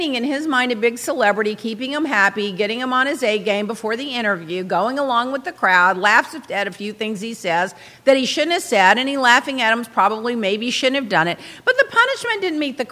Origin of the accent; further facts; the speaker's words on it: Texas, United States; I'm from Texas